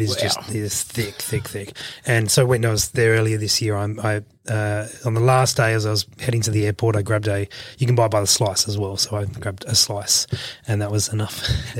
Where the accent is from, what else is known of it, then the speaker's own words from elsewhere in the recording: Adelaide, South Australia, Australia; From Adelaide. From the same place as you guys.